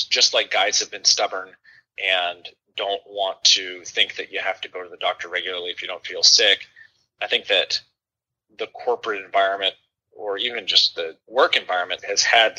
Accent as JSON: {"language": "English", "region": "Oregon", "country": "United States", "tie": "born or raised there", "also_born_or_lived": "Kentucky", "moved": "as an adult", "lives_now": "Louisville, United States", "said": "I grew up out in Oregon, more or less."}